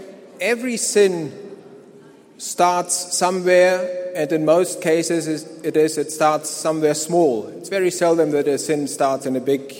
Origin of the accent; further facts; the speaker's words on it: Germany; moved away as an adult; now in South Africa; I live here at the mission. I'm from Germany. I grew up and lived in Germany till the Lord called me to this place. Now, I grew up in a Christian home.